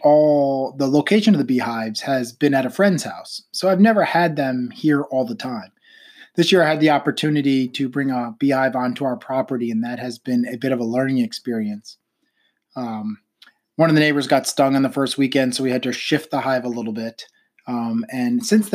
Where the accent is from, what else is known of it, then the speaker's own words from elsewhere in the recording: New York, United States; moved away as an adult; also born or lived in Pennsylvania / Florida / Rhode Island; now in Virginia, United States; I grew up in New York.